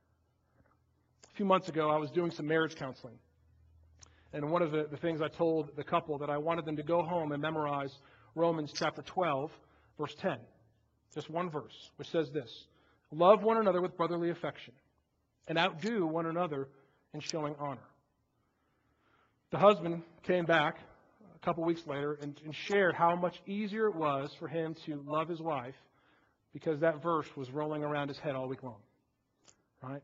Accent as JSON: {"language": "English", "area": "outside Chicago", "region": "Illinois", "country": "United States", "tie": "born or raised there", "moved": "yes", "said": "Outside Chicago"}